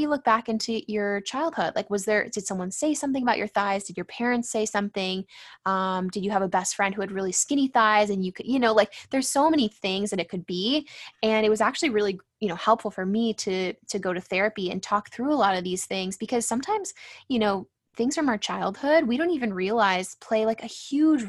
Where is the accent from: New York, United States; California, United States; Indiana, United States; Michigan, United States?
California, United States; San Diego; growing up in San Diego, it's like pretty superficial place to live